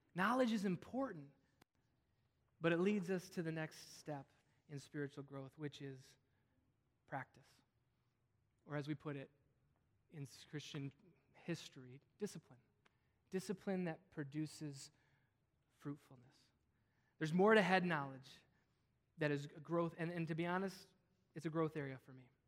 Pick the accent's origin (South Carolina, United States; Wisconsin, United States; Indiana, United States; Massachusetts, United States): Wisconsin, United States; I grew up in Wisconsin